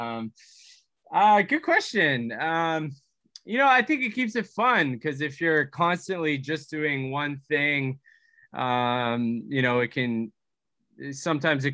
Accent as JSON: {"language": "English", "town": "Vancouver", "region": "British Columbia", "country": "Canada", "said": "we're from Vancouver"}